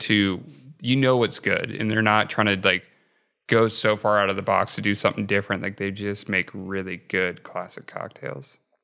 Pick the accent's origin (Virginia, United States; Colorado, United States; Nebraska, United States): Nebraska, United States; moved away; growing up in Nebraska